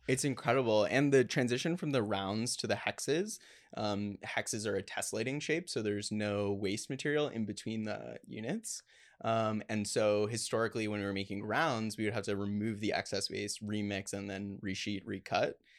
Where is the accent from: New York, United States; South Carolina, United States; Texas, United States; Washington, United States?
Texas, United States; Plano; I grew up in Plano, Texas, which is the headquarters of Frito Lay